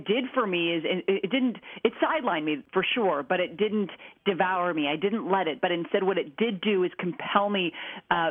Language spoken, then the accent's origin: English; Minnesota, United States; I grew up in Minnesota, the land of cows, so I ate a lot of meat growing up.